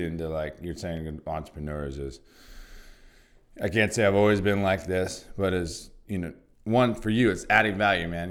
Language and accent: English; Santa Barbara, California, United States; Santa Barbara's my hometown